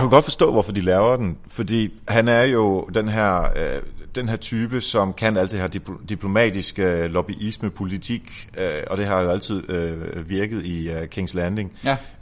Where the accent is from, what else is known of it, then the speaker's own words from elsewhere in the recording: Denmark; vi er danskere